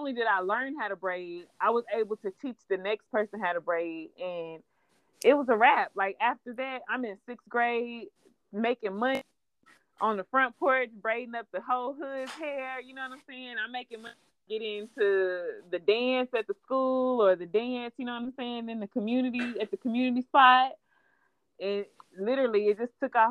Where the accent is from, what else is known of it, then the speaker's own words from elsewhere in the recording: Clarksville, Tennessee, United States; born and raised in Clarksville. Haven't lived anywhere.